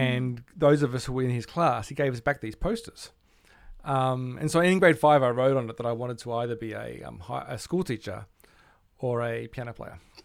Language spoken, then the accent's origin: English; Melbourne, Victoria, Australia; I grew up in Melbourne